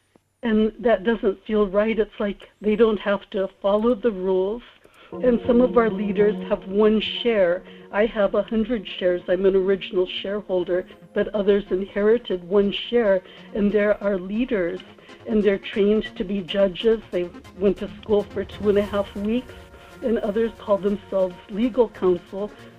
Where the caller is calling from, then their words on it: Kodiak, Alaska, United States; in Kodiak.